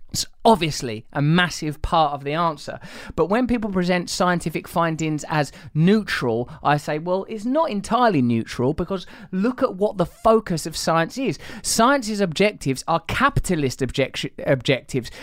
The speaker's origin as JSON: {"language": "English", "region": "England", "country": "United Kingdom", "said": "I'm English"}